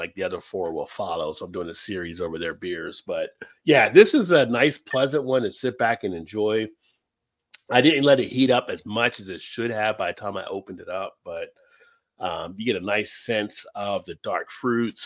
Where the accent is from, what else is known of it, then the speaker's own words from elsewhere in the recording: United States; also born or lived in Baltimore, Maryland; I'm American